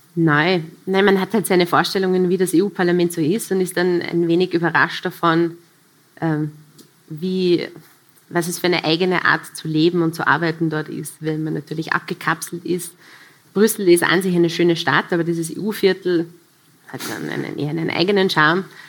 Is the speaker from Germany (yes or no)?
no; Vorarlberg, Austria; Als Vorarlbergerin